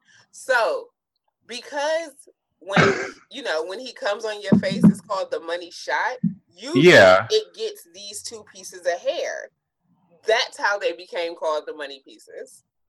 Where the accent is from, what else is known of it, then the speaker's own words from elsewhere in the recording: Columbus, Ohio, United States; I'm from Columbus, and that's a very Columbus thing.